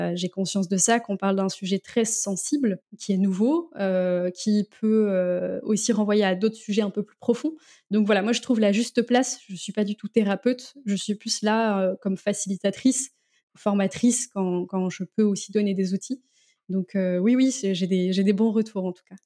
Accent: Landerneau, Brittany, France; moved away as an adult; now in Rennes, France; je suis originaire du Finistère

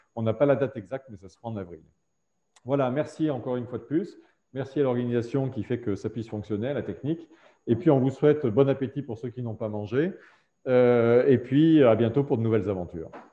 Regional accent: Auvergne-Rhône-Alpes, France; on est auvergnat

